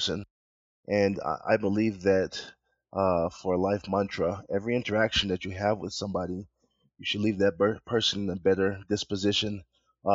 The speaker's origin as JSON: {"language": "English", "region": "New York", "country": "United States", "tie": "born or raised there", "also_born_or_lived": "Georgia", "moved": "yes", "said": "Parents are Jamaican. I was born in New York"}